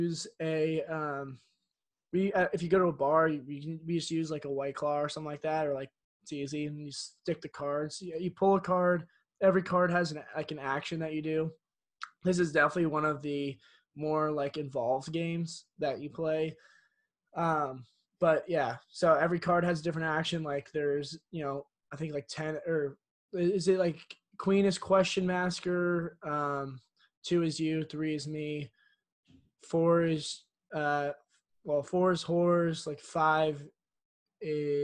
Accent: California, United States; I'm also from California

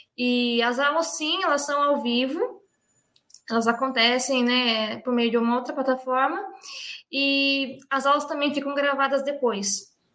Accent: Brazil; sou do Brasil

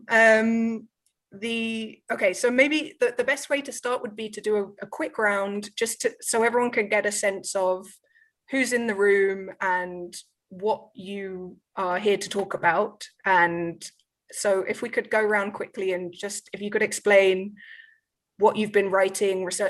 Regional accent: London, United Kingdom; now in Barcelona, Spain; I've lived in Barcelona for 13 years, but I was born in London in 1985

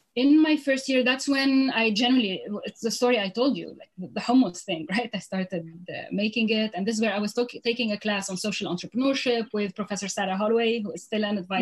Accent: Lebanon; moved away as an adult; also born or lived in Beirut / Europe; now in New York City, United States; I'm originally from Lebanon. I was born in Lebanon.

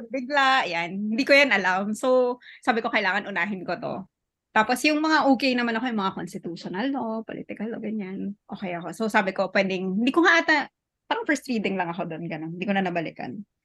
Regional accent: Marawi, Bangsamoro, Philippines; I'm Maranao kasi. Tapos I'm from Marawi City. And yung house namin, yung ancestral home namin is in the most affected area.

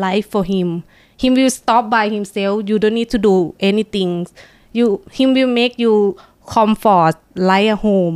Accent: Buriram, Thailand; English is a second language; now in Bangkok, Thailand; I come from Buriram. I have to living in Bangkok for 3 years. Actually, I'm born in Bangkok.

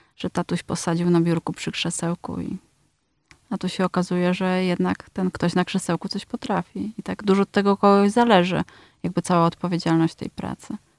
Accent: Poland; przyjechałam z Polski

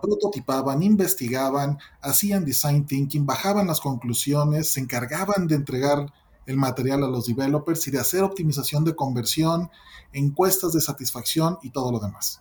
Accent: Mexico; soy mexicano

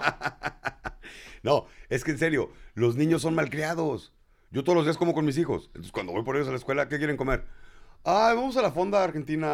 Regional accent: Mexico City, Mexico; Yo soy chilango y bien orgulloso de serlo

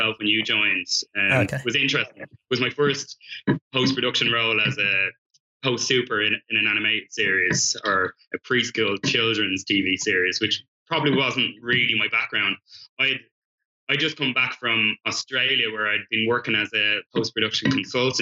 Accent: Dublin, Leinster, Ireland; moved away as an adult; now in United Kingdom; I was from Dublin working there

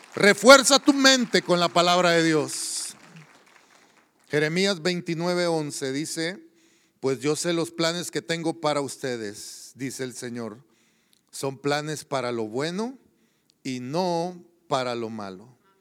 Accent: El Salvador; moved away; allá en la tierra donde yo crecí, en El Salvador

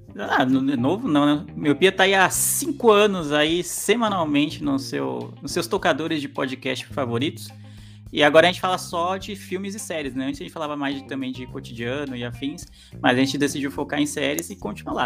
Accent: São Paulo, Brazil; eu sou da Zona Leste de São Paulo

